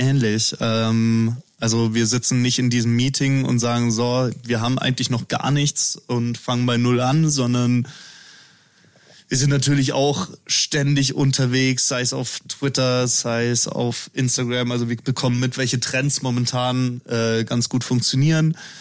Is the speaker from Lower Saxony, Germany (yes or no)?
no; Erding, Bavaria, Germany; in Erding, äh, also in meiner Heimatstadt